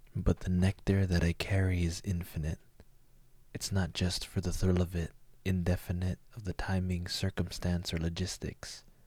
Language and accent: English; United States; as a Filipino American, um, or even a Asian American